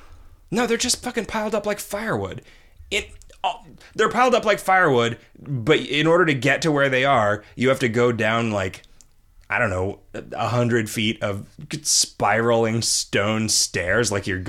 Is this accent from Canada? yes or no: no; United Kingdom; Being a Brit with a francophilic father, I've seen pretty much everything Paris has to offer